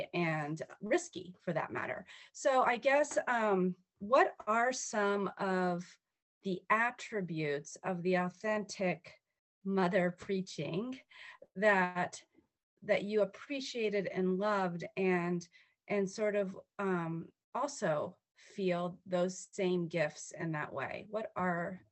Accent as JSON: {"language": "English", "town": "Washington", "region": "District of Columbia", "country": "United States", "tie": "born or raised there", "said": "I'm from the Washington, D.C. metro area. I was born and raised."}